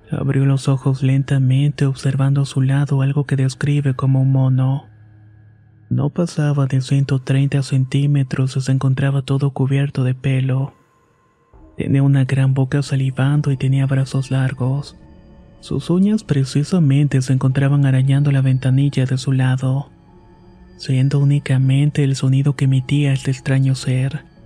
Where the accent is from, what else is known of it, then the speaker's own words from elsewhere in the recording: Yucatán, Mexico; Soy originario de Yucatán y por motivos de la pandemia mi abuelo falleció el año pasado.